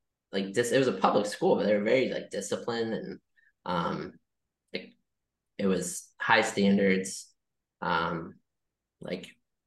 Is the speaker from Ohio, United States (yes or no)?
yes; Ohio, United States; moved away; also born or lived in Rochester; I was born in Ohio